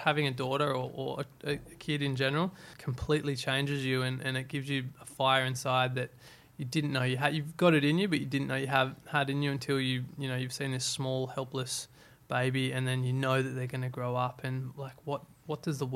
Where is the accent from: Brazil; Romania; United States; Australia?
Australia; Byron Bay, New South Wales; I obviously come from I grew up in Byron.